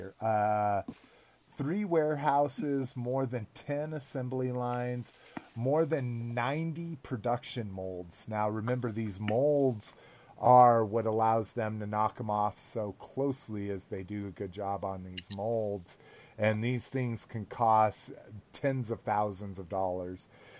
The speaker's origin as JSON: {"language": "English", "region": "New Mexico", "country": "United States", "tie": "born or raised there", "said": "I grew up in New Mexico."}